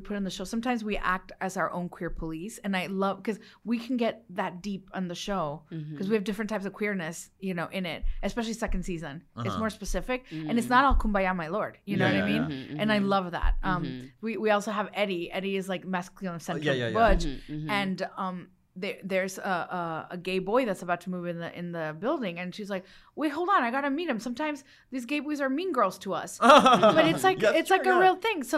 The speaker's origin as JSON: {"language": "English", "town": "McAllen", "region": "Texas", "country": "United States", "tie": "born or raised there", "also_born_or_lived": "Los Mochis, Sinaloa, Mexico", "second_language": "English", "said": "And then Texas, McAllen, Texas"}